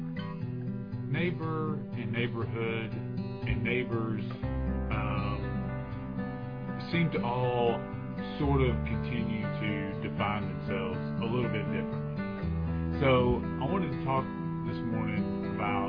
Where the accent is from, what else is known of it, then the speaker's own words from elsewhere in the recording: United States; I was born in America, so that makes me an American citizen